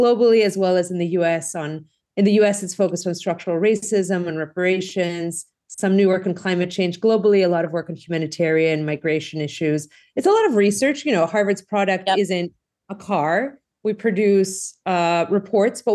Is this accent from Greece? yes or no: yes; Greece; moved away as an adult; now in United States; the folks who know me knew I grew up in Greece. So, you know, I came to the U.S. for college and I went to school in Greece.